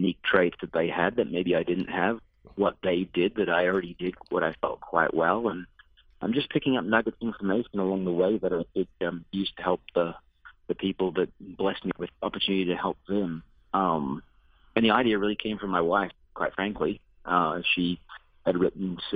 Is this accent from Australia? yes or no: yes; Australia; moved away as an adult; Growing up in Australia, I had visions of playing professional Aussie rules football